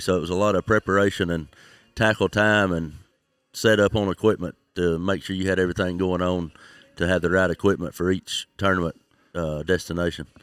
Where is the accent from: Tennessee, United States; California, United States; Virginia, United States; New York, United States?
Tennessee, United States; St. Joseph; I'm from Tennessee, just over the Alabama state line